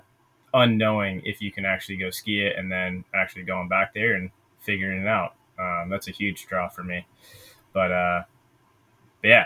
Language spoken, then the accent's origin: English; Westwood, Massachusetts, United States; now in Stowe, United States; Originally from Westwood, Massachusetts, and grew up skiing all over New England